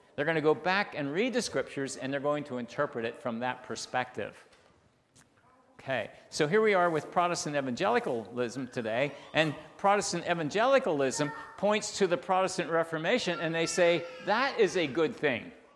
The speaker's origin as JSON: {"language": "English", "town": "Bethel", "region": "Pennsylvania", "country": "United States", "tie": "born or raised there", "said": "I grew up in Bethel"}